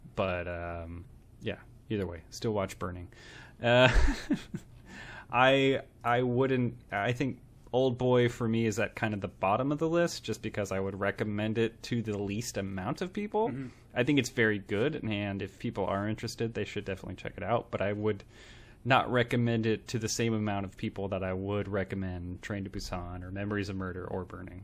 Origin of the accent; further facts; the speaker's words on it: United States; I grew up in America and got educated here.